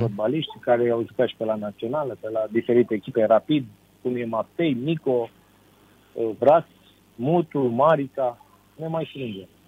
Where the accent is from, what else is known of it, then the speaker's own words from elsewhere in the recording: Romania; la noi în România